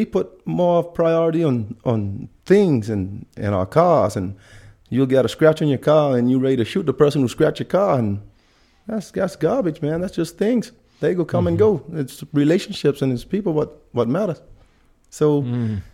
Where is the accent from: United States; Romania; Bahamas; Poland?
Bahamas; moved away; also born or lived in Spanish Wells; I'm, I'm from the Bahamas.